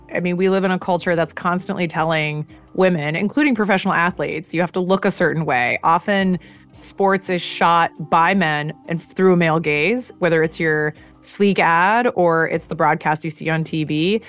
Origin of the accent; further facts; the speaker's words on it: Eugene, Oregon, United States; I grew up in Eugene, Oregon. Football is part of life.